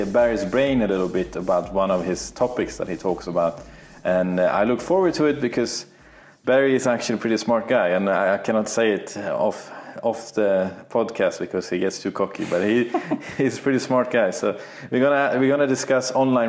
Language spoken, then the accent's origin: English; Sweden; moved away; my home country, Sweden